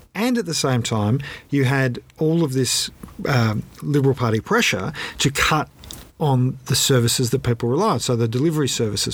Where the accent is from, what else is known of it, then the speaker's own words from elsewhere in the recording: Australia; we, as the Australian public